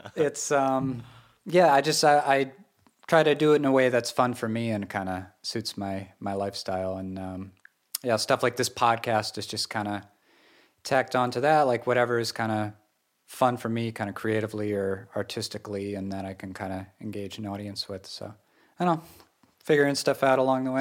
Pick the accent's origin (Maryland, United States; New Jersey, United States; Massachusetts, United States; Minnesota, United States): Massachusetts, United States; western; moved away as an adult; also born or lived in Japan / Seattle; I grew up in this area